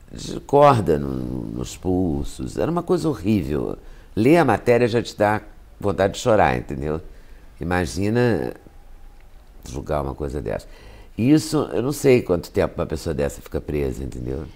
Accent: Minas Gerais, Brazil; moved away; also born or lived in Rio de Janeiro; Eu sou de Minas

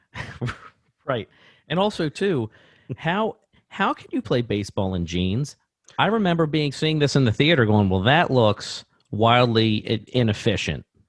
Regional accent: Baltimore, Maryland, United States; I grew up in Parkville, just, uh, you know, it's in, eh, Baltimore, basically, Baltimore City

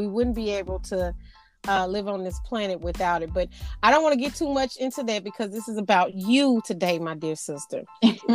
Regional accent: Arkansas, United States; now in Houston, United States; I am from Arkansas, which is the natural state

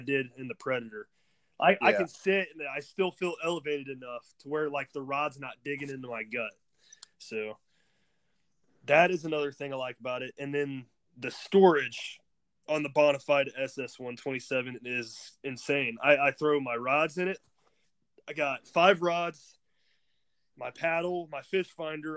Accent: New Carlisle, Ohio, United States; I'm from New Carlisle, Ohio. It's in between Springfield and Dayton

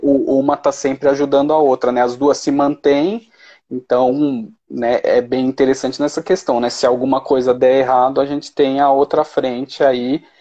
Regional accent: São Paulo, Brazil; moved away as an adult; now in Belo Horizonte, Brazil; Eu morava em São Paulo, mas aí depois que eu casei, eu mudei para BH.

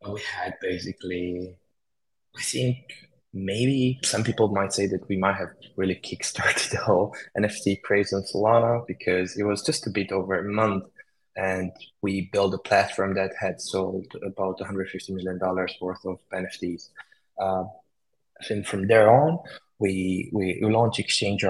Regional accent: Romania; moved away as an adult; also born or lived in United Kingdom; I was born in Romania and then I moved to the UK to study computer science.

